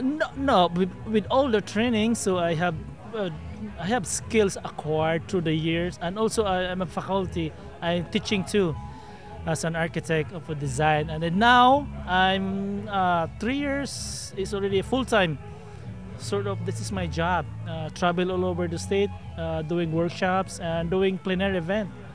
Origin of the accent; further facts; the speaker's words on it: Philippines; also born or lived in Victoria, Texas; now in Austin, United States; originally, I'm a Filipino